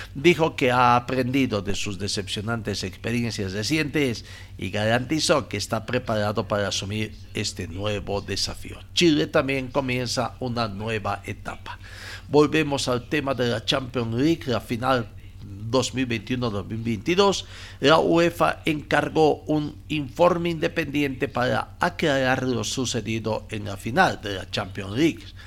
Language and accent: Spanish; Bolivia; nos interesa como bolivianos